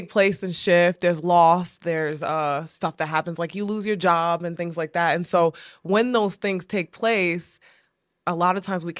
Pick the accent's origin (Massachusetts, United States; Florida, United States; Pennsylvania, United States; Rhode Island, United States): Rhode Island, United States; So where did I get it from? I'm from Rhode Island, yeah, not Jersey.